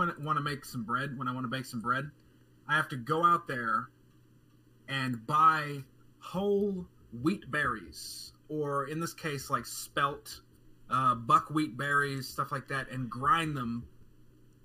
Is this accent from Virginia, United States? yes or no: no; North Carolina, United States; I was born and raised in North Carolina. These are my people. This is my town